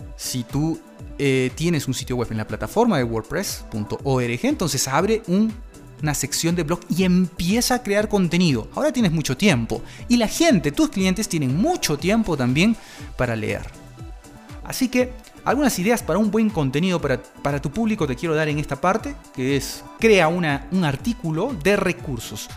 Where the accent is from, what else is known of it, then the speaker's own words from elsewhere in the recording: Peru; de mi país, de Perú